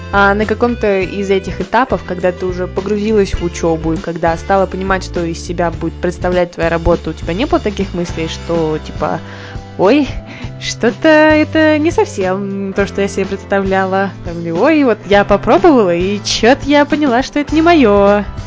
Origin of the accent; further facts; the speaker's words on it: Podolsk, Moscow Oblast, Russia; Мы с тобой из Подольска, а он находится совсем недалеко от Москвы.